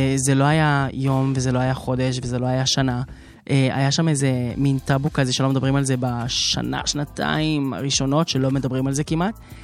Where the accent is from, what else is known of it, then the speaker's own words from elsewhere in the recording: Haifa, Haifa District, Israel; גדלתי שם למשפחה דתית